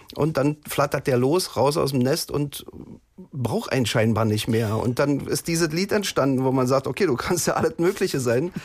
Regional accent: East Germany, Germany; ich stamme ja aus der DDR

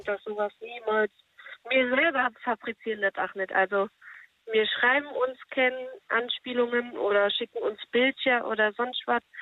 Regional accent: Saarland, Germany; Ich komme aus dem Saarland

